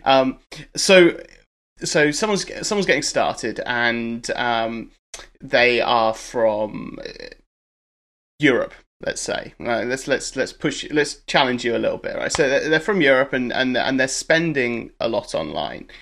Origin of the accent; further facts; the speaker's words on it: United Kingdom; I'm a Brit